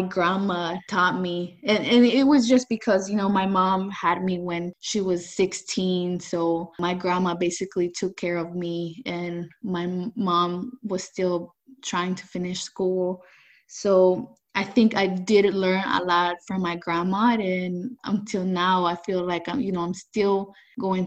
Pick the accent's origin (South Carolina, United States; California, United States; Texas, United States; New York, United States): California, United States; San Francisco; also born or lived in El Salvador; I came to the U.S. when I was 9 years old. I came to San Francisco